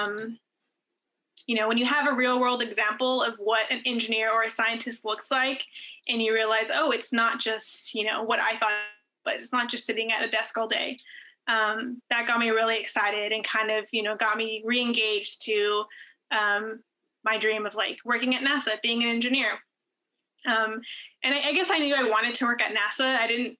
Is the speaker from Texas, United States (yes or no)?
yes; El Paso, Texas, United States; now in Houston, United States; growing up in El Paso to eventually like following my dream, working as a flight controller here at JSC.